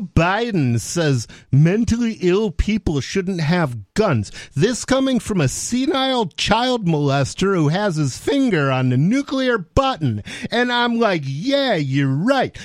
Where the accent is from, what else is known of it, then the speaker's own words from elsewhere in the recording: Detroit, Michigan, United States; I come from Detroit